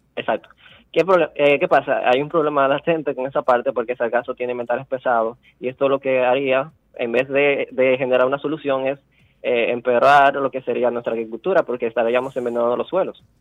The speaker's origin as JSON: {"language": "Spanish", "region": "La Vega", "country": "Dominican Republic", "tie": "born or raised there", "also_born_or_lived": "Santo Domingo", "moved": "as an adult", "said": "Yo soy nativo de La Vega"}